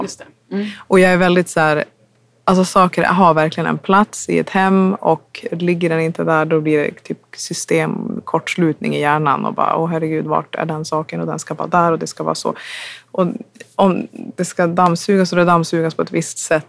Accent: Umeå, Västerbotten County, Sweden; hemma i Umeå

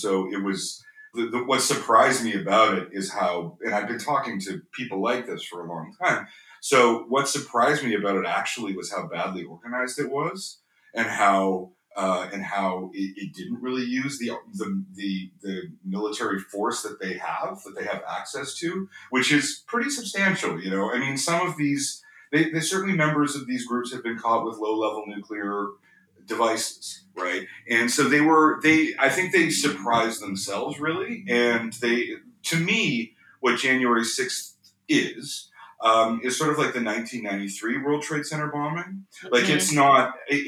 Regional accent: Canada; I'm from Canada

